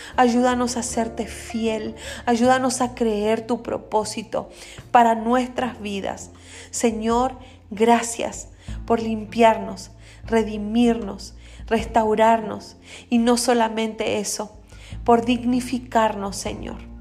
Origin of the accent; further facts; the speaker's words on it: Quellón, Los Lagos, Chile; now in Paraguay; soy chilena, nací en el sur, en una isla que se llama Chiloé, específicamente de la ciudad de Quellón.